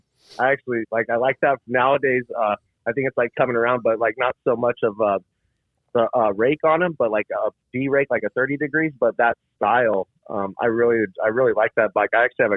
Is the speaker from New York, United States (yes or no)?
no; Tracy, California, United States; now in Modesto, United States; Yeah, we grew up in Tracy. So it sounds like you know where we're at. So we grew up in Tracy. And then since Tracy got so expensive because it's like the little Bay Area now, we can't afford it really.